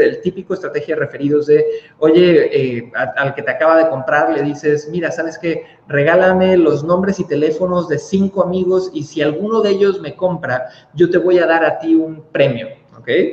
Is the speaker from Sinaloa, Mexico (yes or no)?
no; Cancún, Quintana Roo, Mexico; yo soy nacido en Cancún, México